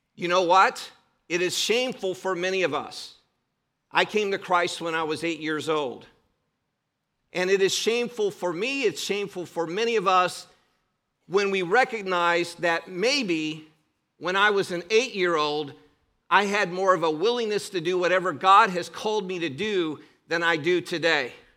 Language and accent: English; Cleveland, Ohio, United States; I grew up in Cleveland, Ohio